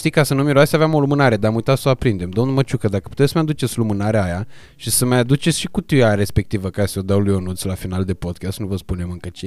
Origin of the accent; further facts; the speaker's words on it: Iași, Iași County, Romania; now in Bucharest, Romania; Când am venit eu din Iași în București, adică exact în perioada aia când ai venit și tu din Gheorgheni în București.